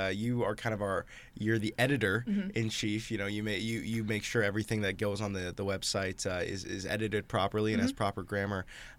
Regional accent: Iowa, United States; I'm from Iowa, too. You know, yeah. We're both from Southeast Iowa. You know, that's something that we grew up with.

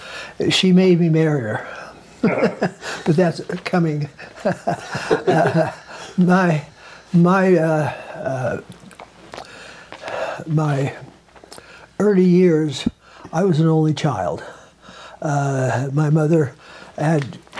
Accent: Ogden, Utah, United States; We grew up in Ogden

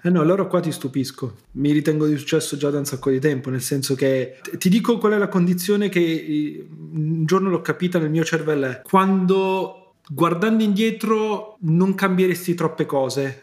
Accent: Italy; come italiani

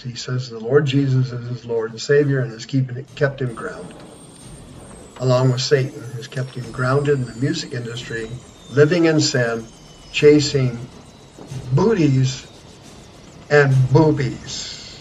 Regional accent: Kansas, United States; now in Arizona, United States; I'm from Kansas

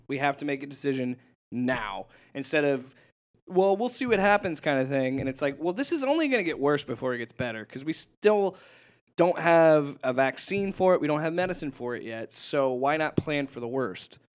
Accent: Omaha, Nebraska, United States; Omaha, my, my home state, Omaha, Nebraska

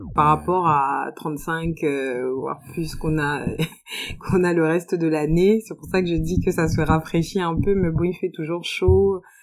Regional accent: France; moved away as an adult; also born or lived in Guinea / Côte d'Ivoire; now in Abidjan, Côte d'Ivoire; J'ai grandi en France. J'ai grandi en France.

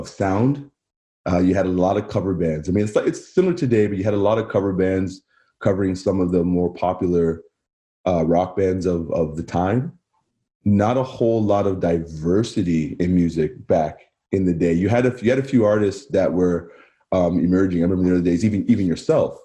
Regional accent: Barrie, Ontario, Canada; also born or lived in Lindsay, Ontario / United States; I spent most of my life in Barrie. I grew up in Barrie

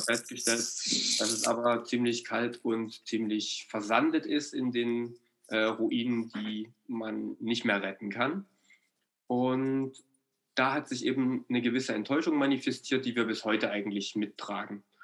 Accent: East Germany, Germany; also born or lived in Ore Mountains (Erzgebirge); als, als Ostdeutscher

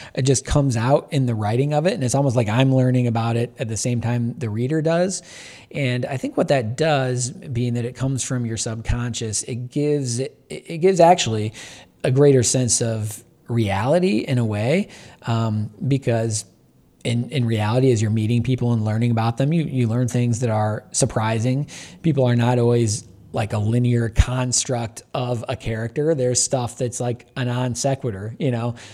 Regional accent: Michigan, United States; a kid growing up in Michigan in the eighties

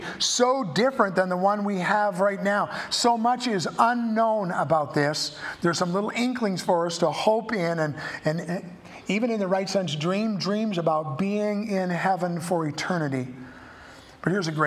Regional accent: Canada; I have a passport that says I'm a Canadian

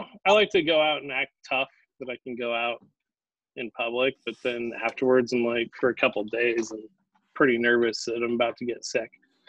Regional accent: New York, United States; he knew I came from New York, and he was like, well, you guys had that Corvid real bad out there

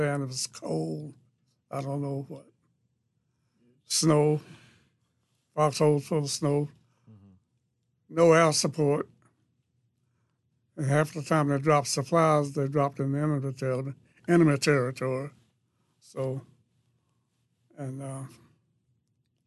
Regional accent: the South, United States; moved away as an adult; I was born in the South on a farm, and my grandfather was a sharecropper

